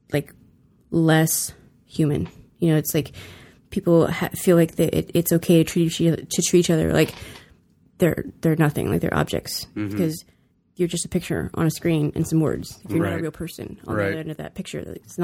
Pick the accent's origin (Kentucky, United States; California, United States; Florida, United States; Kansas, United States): California, United States; I mean, I'm from California. We don't have a place where we can open up like this